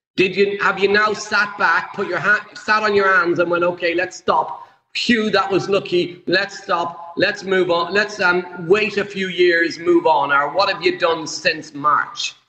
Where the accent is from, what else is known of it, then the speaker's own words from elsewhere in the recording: Ireland; I'm Irish